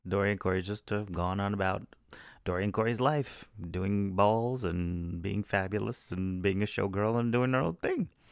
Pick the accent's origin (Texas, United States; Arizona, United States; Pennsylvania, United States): Texas, United States; I'm from Texas